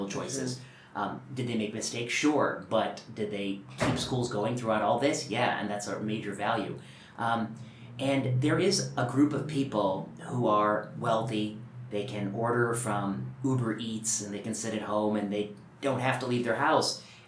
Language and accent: English; Midwest, United States; moved away; also born or lived in Portland; I'm from the Midwest and I have a lot of friends back in Indiana and Kentucky